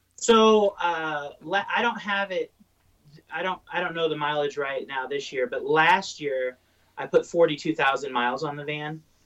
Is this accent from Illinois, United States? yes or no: yes; Southern Illinois, United States; now in Durango, United States; I grew up in Southern Illinois